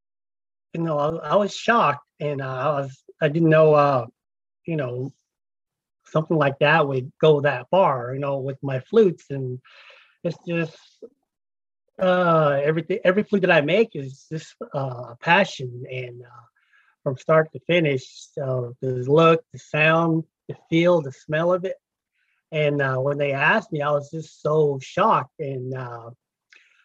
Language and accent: English; Fort Defiance, Arizona, United States; moved away as an adult; now in Kentucky, United States; I grew up on the Navajo Nation, right at the border of New Mexico and Arizona, a place called Fort Defiance, Arizona